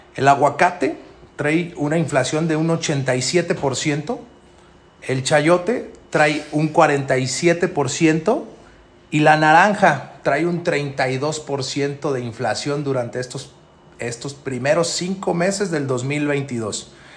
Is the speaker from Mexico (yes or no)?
yes; Mexico; nosotros como mexicanos